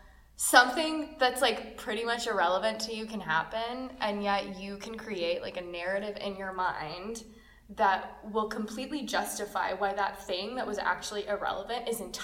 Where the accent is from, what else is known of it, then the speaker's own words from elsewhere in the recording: Russia; moved away; I'm just like this little Russian girl speaking English